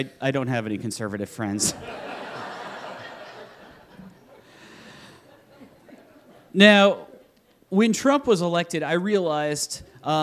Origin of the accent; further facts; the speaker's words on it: Iowa, United States; I'm from Iowa.